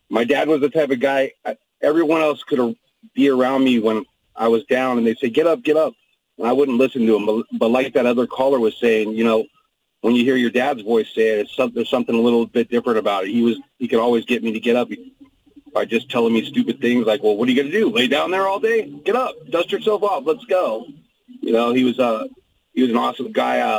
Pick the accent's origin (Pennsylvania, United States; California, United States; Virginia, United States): California, United States; Campbell; so did you grow up in the Bay Area? Yeah, I grew up in Campbell.